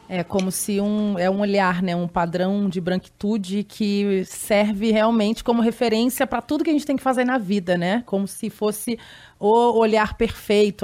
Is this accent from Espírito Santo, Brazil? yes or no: no; Rio de Janeiro, Brazil; eu sou do Rio também